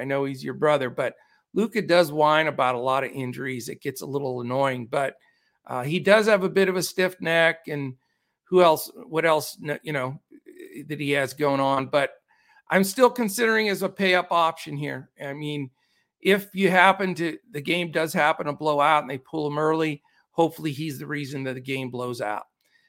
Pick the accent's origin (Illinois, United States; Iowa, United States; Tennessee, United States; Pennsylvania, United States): Pennsylvania, United States; I'm from Western PA snowbelt where we get 2-3 feet of snow.